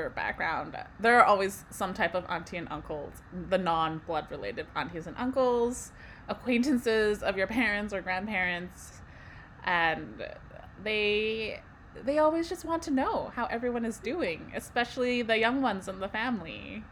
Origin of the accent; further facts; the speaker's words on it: Vancouver, British Columbia, Canada; I was born and raised in Vancouver, and my family is from Hong Kong.